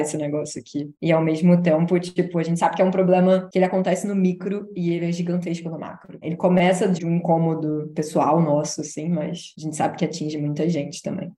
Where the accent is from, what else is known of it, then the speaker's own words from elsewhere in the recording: Rio de Janeiro, Brazil; Eu sou do Rio